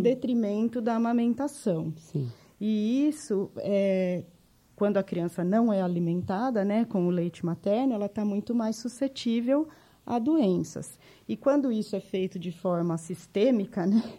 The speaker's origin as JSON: {"language": "Portuguese", "town": "Jundiaí", "region": "São Paulo", "country": "Brazil", "tie": "born or raised there", "accent": "interior de São Paulo (puxado)", "moved": "as an adult", "lives_now": "São Paulo, Brazil", "said": "eu sou de Jundiaí, né? Eu sou nascida em Jundiaí, criada lá também"}